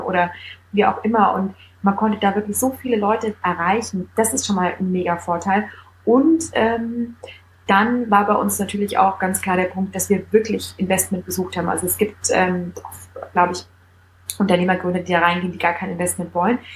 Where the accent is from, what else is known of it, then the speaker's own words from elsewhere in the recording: Bavaria, Germany; also born or lived in Munich; Ich komme aus Bayern, ich bin mit der Breze quasi aufgewachsen